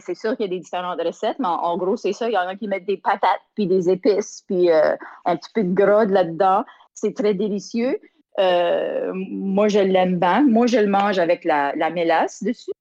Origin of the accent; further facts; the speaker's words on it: Mont-Carmel, Prince Edward Island, Canada; j'ai grandi à Mont-Carmel, sur la côte sud de l'île, tout près de la mer